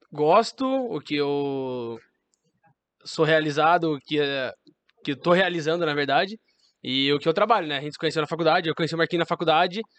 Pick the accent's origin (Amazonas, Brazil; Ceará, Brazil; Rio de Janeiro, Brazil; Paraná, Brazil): Paraná, Brazil; Curitiba; born there; also born or lived in Louveira; Então, eu nasci em Curitiba, sou paranaense, mas depois disso meu pai teve uma oportunidade para se mudar para São Paulo na incrível Louveira